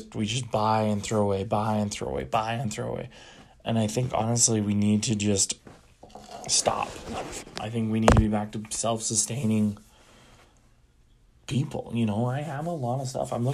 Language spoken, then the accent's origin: English; United States; a white American male